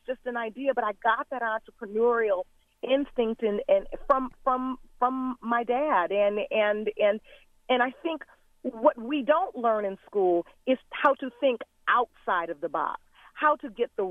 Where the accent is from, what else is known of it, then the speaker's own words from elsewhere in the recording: Detroit, Michigan, United States; I grew up in Detroit, Michigan